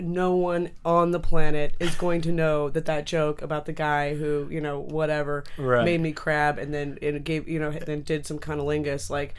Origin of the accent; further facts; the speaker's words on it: Canada; Well, yeah, I'm Canadian, technically.